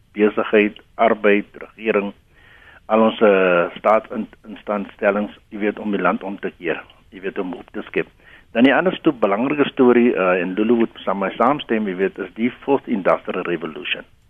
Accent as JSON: {"language": "Afrikaans", "country": "South Africa", "said": "ons as Suid-Afrikaners"}